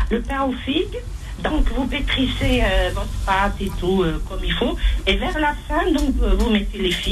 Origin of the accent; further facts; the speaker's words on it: Algeria; la meuf chez nous en Algérie.